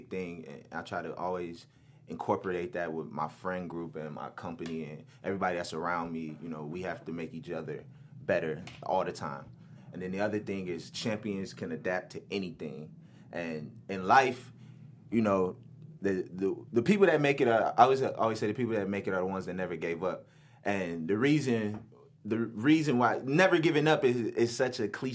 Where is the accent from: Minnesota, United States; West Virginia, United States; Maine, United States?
Minnesota, United States; Minneapolis; I'm from Minneapolis, Minnesota, North Side, where … is from, and coming up from the North Side